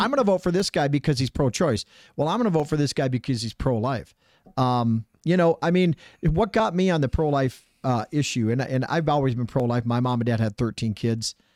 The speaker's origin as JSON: {"language": "English", "region": "Minnesota", "country": "United States", "moved": "yes", "said": "I'm from Minnesota"}